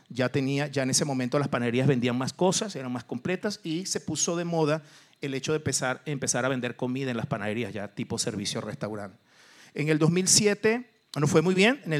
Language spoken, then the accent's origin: Spanish; Mexico; yo soy mexicano